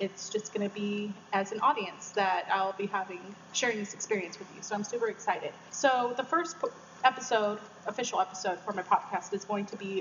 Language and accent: English; San Diego, California, United States; I was born and raised in San Diego.